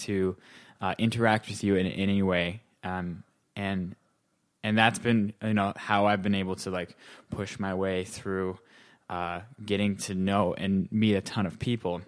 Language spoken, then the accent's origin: English; North Dakota, United States; moved away as an adult; also born or lived in Ohio; now in New York City, United States; I'm originally from North Dakota, um, so I grew up there.